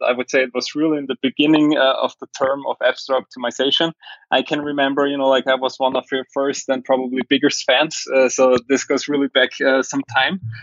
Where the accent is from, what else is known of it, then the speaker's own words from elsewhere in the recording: Austria; I'm from Austria and we have the German mentality over here